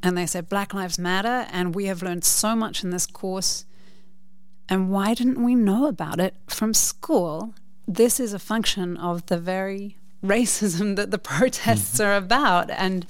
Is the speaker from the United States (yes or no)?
no; New Zealand; now in Netherlands; growing up in New Zealand